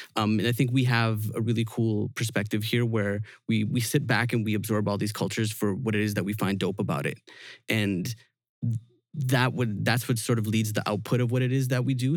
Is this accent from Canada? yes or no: yes; Vancouver, British Columbia, Canada; we're from Vancouver